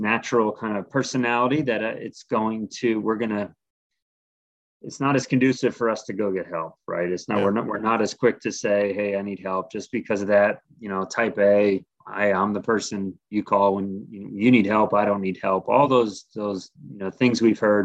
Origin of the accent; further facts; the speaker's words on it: Middletown, Rhode Island, United States; moved away as an adult; also born or lived in Ohio / Northern Kentucky; now in New Mexico, United States; I was born and raised in Middletown, Rhode Island